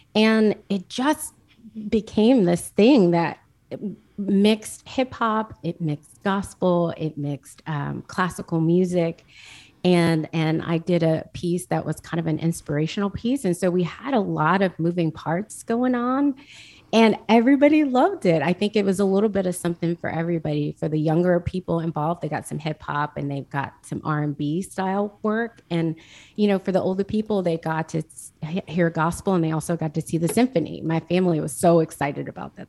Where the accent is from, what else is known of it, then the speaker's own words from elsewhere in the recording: Jackson, United States; I grew up in Jackson